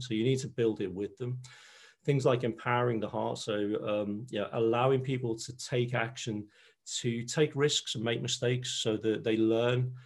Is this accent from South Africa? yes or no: no; Liverpool, North West England, United Kingdom; accent: Scouse; moved away as an adult; I'm a Scouser, born and bred in Liverpool